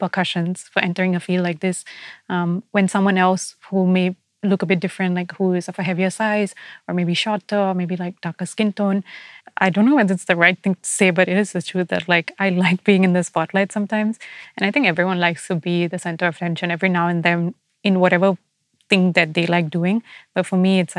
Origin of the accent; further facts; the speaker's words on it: Singapore; I see myself as Singaporean